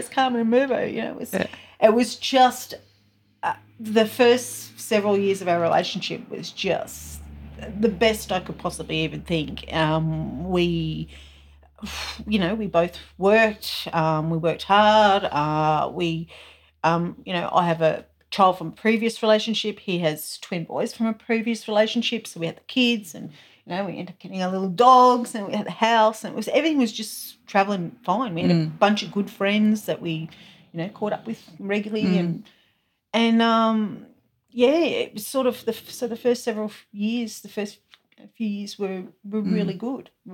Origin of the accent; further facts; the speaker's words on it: country Victoria, Australia; moved away as an adult; now in Canberra, Australia; Born and bred in Victoria, country of Victoria